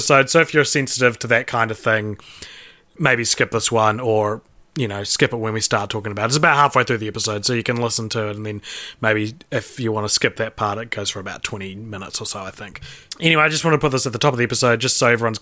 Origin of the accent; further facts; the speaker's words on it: Christchurch, Canterbury, New Zealand; moved away; I'm moving back to my hometown of Christchurch